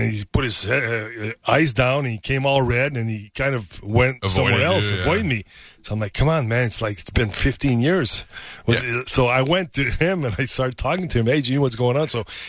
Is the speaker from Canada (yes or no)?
yes; Canada; I'm Canadian, man. I'm Canadian.